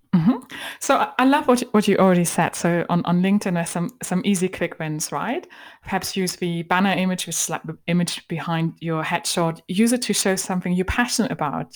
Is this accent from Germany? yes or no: yes; Germany; accent: German; moved away; hide my German accent